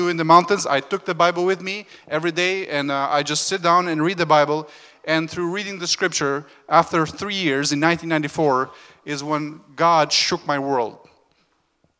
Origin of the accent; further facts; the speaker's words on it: Albania; moved away; I was born in Albania, where we were just north of Greece.